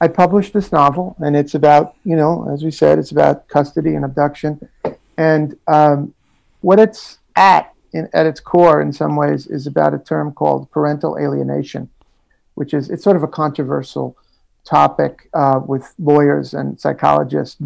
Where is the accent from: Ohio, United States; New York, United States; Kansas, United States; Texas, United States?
New York, United States; New York City; I was, yeah, in Jackson Heights, you know, and then moved, grew up in Jackson